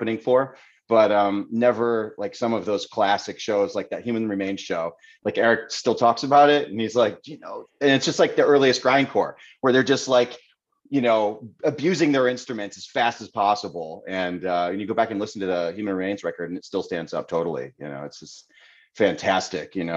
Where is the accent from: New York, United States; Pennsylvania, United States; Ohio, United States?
New York, United States; Seneca Falls; I grew up in Waterloo, Seneca Falls